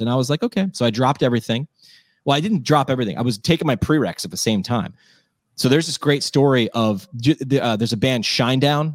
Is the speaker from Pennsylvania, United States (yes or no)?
yes; Scranton, Pennsylvania, United States; also born or lived in New York; I went back to my hometown, ran work, ran a radio station there